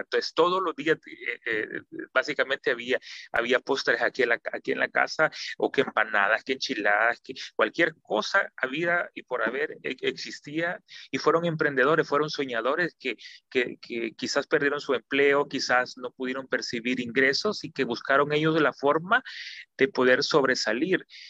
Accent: El Salvador; somos salvadoreños

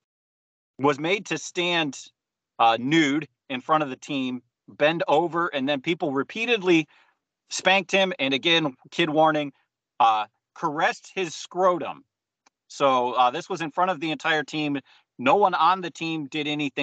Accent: Ohio, United States; I'm from Ohio

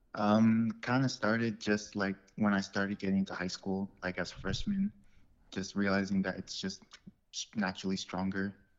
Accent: Bountiful, Utah, United States; I grew up here. This is, I've just always been here.

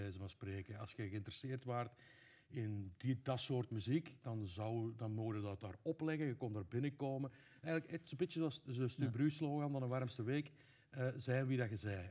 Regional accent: Laakdal, Flanders, Belgium; also born or lived in Veerle; now in Tessenderlo, Belgium; ik ben oorspronkelijk van Grootvorst, wat dan de buurgemeente is

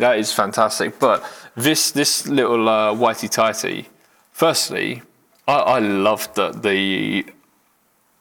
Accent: United Kingdom; we're British

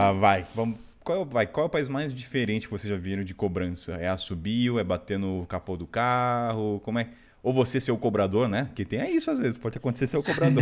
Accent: Brazil; falando como brasileiro

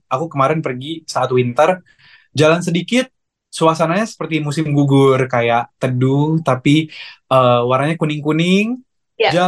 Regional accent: Pontianak, West Kalimantan, Indonesia; Aku lahir dan besar di Pontianak. Aku proud Pontianak boy ya.

